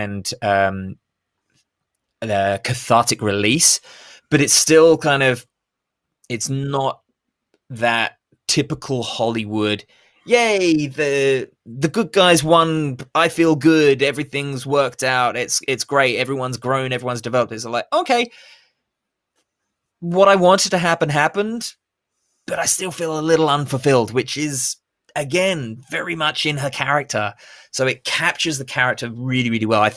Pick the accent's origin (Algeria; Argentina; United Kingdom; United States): United Kingdom; I'm British